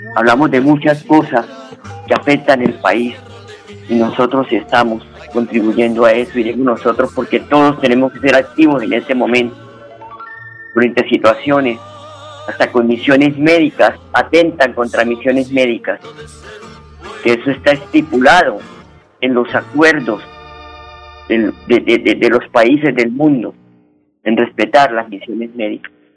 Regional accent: Colombia; Como colombianos de bien

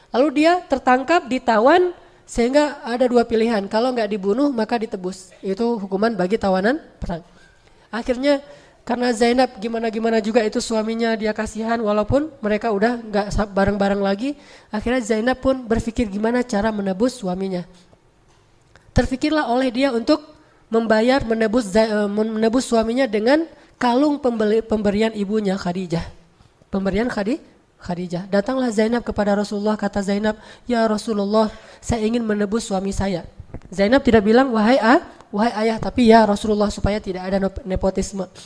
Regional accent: Aceh, Indonesia; moved away as an adult; also born or lived in Egypt; Saya sebagai orang Aceh, ibunda saya adalah Cut

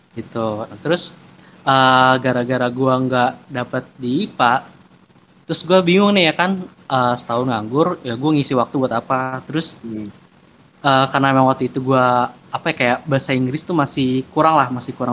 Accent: Jakarta, Indonesia; Gua asal Jakarta

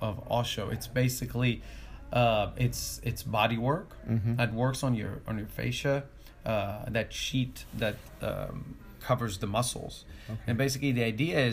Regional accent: Israel; moved away; I'm originally from Israel

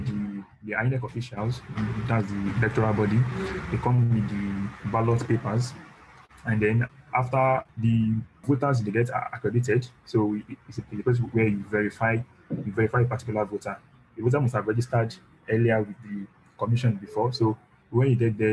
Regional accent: Nigeria; I'm a Nigerian.

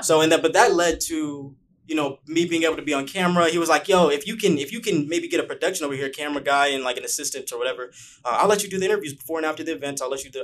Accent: Bakersfield, California, United States; moved away as an adult; now in Los Angeles, United States; A lot of people don't know that I'm from Bakersfield

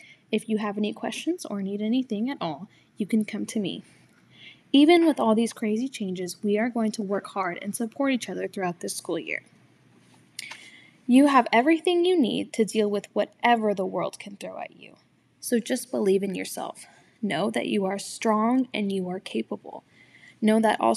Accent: Houston, Texas, United States; I'm from Houston and have lived here my entire life.

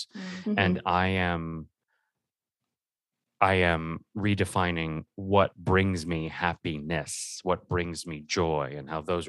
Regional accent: Los Alamitos, California, United States; moved away as an adult; also born or lived in New York; now in Los Angeles, United States; I'm from Los Alamitos, California.

